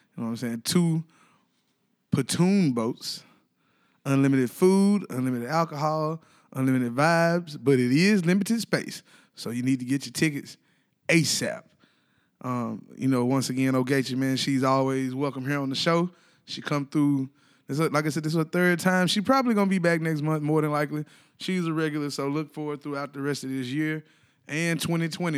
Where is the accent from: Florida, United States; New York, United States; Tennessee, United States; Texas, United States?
Tennessee, United States; Ripley; now in Nashville, United States; I'm from Ripley, Tennessee.